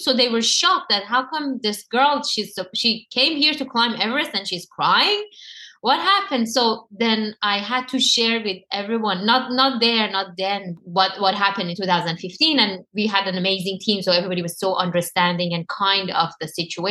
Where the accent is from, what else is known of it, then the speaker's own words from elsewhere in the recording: Iran; moved away; It was all the trauma that happened to me all my life, growing up in Iran, dealing with everything that I had to dealt with in Iran